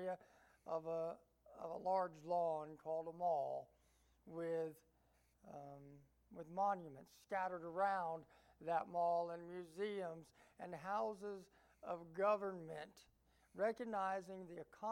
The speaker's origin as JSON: {"language": "English", "region": "Appalachia", "country": "United States", "also_born_or_lived": "Georgia", "said": "I like to refer myself as an Appalachian American."}